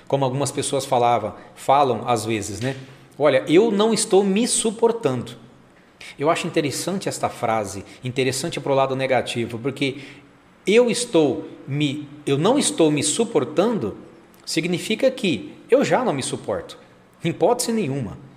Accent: São José do Rio Preto, São Paulo, Brazil; eu que sou aqui de São José do Rio Preto, interior de São Paulo

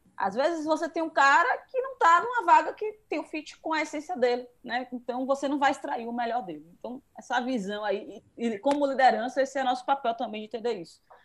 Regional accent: Feira de Santana, Bahia, Brazil; eu também sou de Feira de Santana

